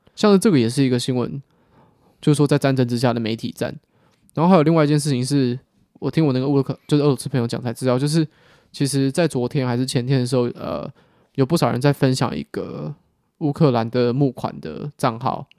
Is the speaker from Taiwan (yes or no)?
yes; Taiwan; 我们身为一个台湾人